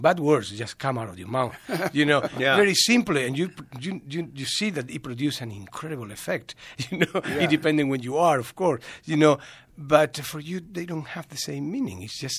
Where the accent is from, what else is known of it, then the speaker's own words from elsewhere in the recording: Spain; English is a second language; moved away as an adult; now in United States; So we are from Madrid, like 500 kilometers, 550 kilometers.